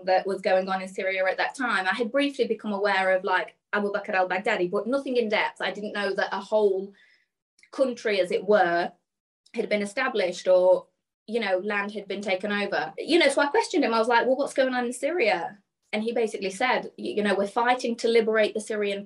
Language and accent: English; Burton-on-Trent, West Midlands, United Kingdom; also born or lived in Birmingham; I'm from a town called Burton-on-Trent. And growing up, I was just, you know, a normal girl